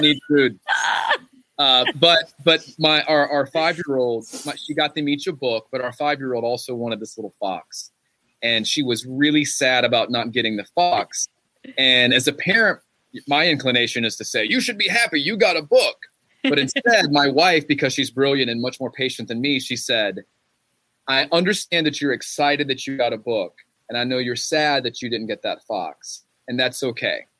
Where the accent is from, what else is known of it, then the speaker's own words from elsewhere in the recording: Gastonia, North Carolina, United States; my hometown of Gastonia